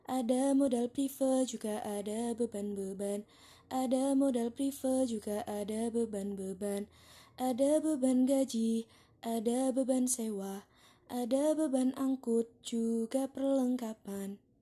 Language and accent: Indonesian; Bojonegoro, East Java, Indonesia; Eh, aku berasal dari daerah Bojonegoro, Jawa Timur.